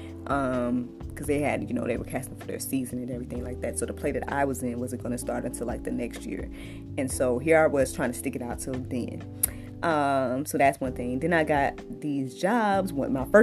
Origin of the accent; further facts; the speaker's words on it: Georgia, United States; moved away as an adult; led me back here to Georgia, which is my home state